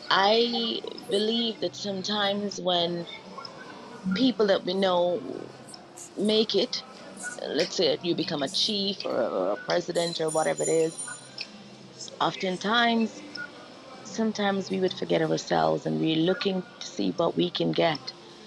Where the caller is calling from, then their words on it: Canada; I am in Canada at the moment